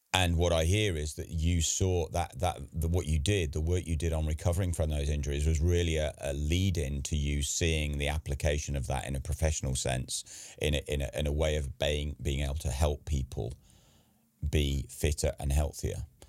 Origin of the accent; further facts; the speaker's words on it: England, United Kingdom; I'm English